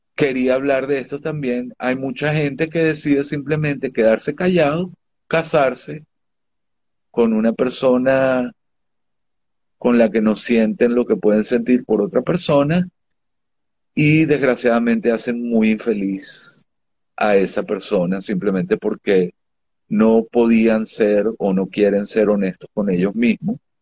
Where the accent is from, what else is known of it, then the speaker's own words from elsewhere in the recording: Venezuela; moved away as an adult; soy de Venezuela